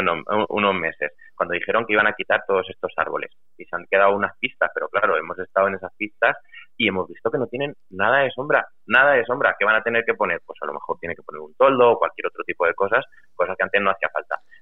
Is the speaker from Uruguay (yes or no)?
no; Valdepeñas, Castilla-La Mancha, Spain; also born or lived in Lleida; echaba mucho, mucho, mucho de menos mi pueblo y mi gente